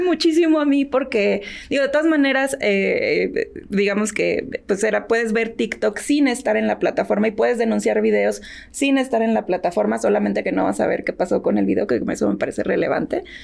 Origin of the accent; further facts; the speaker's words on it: Tamaulipas, Mexico; Yo soy de la frontera, yo nací en Tamaulipas